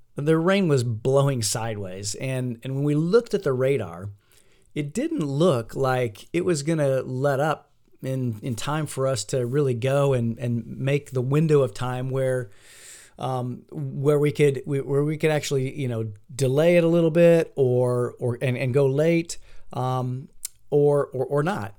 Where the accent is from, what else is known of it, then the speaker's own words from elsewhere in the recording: Fort Wayne, Indiana, United States; moved away; my hometown of Fort Wayne, Indiana